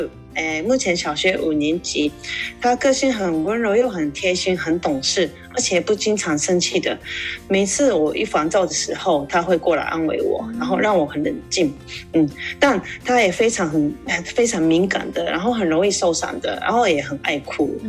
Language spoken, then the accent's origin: Chinese; Kobe, Hyogo, Japan; Chinese is a second language; moved away as an adult; also born or lived in Taiwan / Macau; 我是诶日本的神户出生长大，高中毕业后到台湾留学。读完大学再回来日本，回来后我在日本工作两年